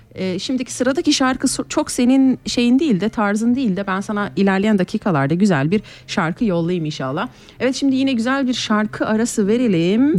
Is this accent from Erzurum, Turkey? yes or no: no; Kayseri, Kayseri Province, Turkey; now in Switzerland; ben Kayseri'den, Erciyes'ten gelen bir insanım